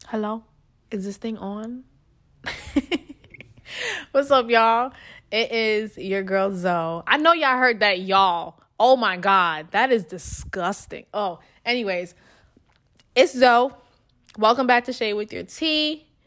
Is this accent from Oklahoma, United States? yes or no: no; New York, United States; moved away as an adult; now in Texas, United States; I was from New York